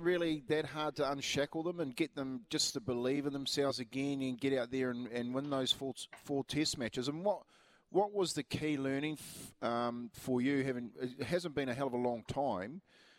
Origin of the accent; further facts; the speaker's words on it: Waitara, Taranaki, New Zealand; moved away; They're from my hometown in Waitara.